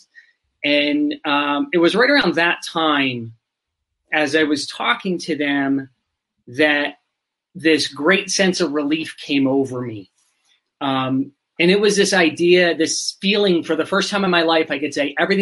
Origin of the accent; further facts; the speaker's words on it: Pennsylvania, United States; moved away as an adult; now in Arizona, United States; I'm from Pennsylvania in the US. I spent 40 years there, maybe a little bit more than 40, and then recently moved to the desert in Arizona